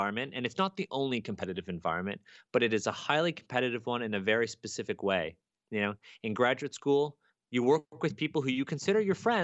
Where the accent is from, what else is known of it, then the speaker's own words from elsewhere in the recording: Toronto, Ontario, Canada; I'm a Chinese Canadian kid. I grew up here in Toronto, and I really don't speak Chinese